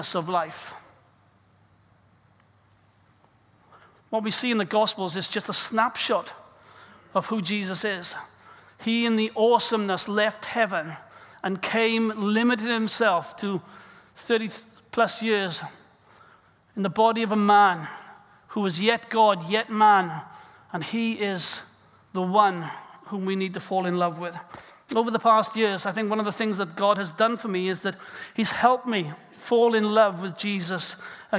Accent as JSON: {"language": "English", "region": "South Wales", "country": "United Kingdom", "tie": "born or raised there", "said": "as a young boy growing up in South Wales"}